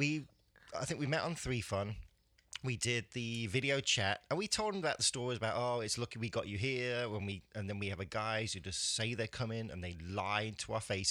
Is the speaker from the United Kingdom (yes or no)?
yes; England, United Kingdom; I'm English.